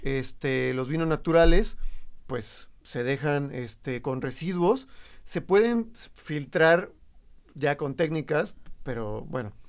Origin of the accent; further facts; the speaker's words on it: Jojutla, Morelos, Mexico; now in Guadalajara, Mexico; yo soy de Jojutla, Morelos